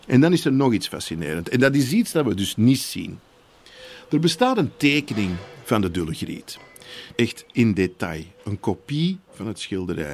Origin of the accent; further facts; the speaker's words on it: Antwerp, Flanders, Belgium; ik ben een Antwerpenaar